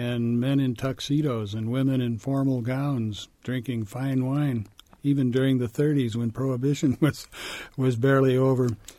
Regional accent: Portage, Indiana, United States; moved away as an adult; I was born in what is now Portage, up in Lake Michigan, suburban to Chicago, really.

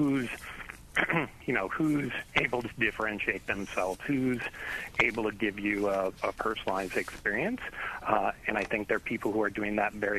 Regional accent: Chicago, Illinois, United States; I grew up in Chicago

